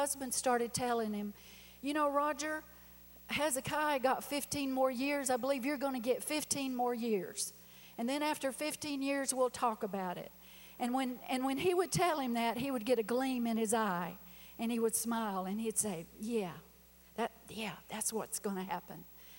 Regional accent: South Carolina, United States; we're from South Carolina.

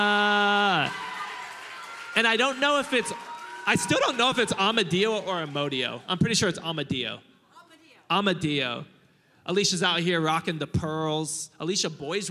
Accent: Hawaii, United States; now in Murrieta, United States; I'm Hawaiian

